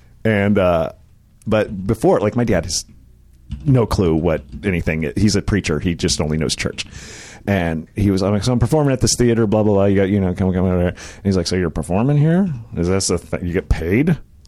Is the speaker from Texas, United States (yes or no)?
no; Indiana, United States; born or raised there; also born or lived in Argus, Indiana